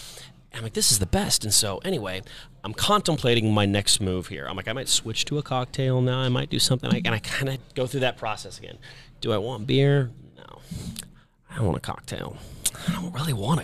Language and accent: English; Kansas City, Missouri, United States; I'm from Kansas City, but here in Vegas